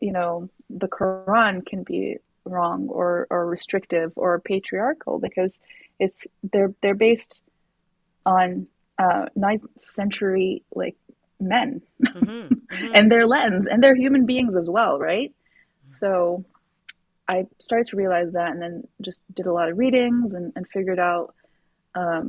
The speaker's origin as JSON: {"language": "English", "country": "Morocco", "tie": "born or raised there", "moved": "as an adult", "lives_now": "Canada", "said": "I grew up in Morocco"}